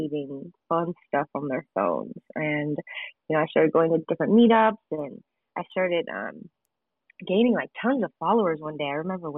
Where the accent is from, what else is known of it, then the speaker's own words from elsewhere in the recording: Gurnee, Illinois, United States; I grew up in Gurnee, Illinois, which is the suburbs of Chicago.